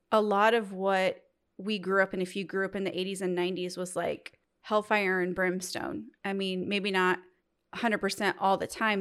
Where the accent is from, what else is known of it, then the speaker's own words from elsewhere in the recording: Midwest, United States; I'm from the Midwest